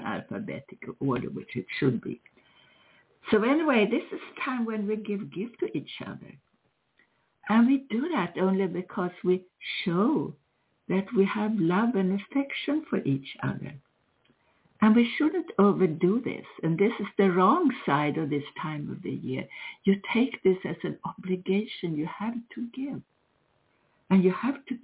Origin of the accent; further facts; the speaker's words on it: Sweden; moved away; I grew up with Christmas in Sweden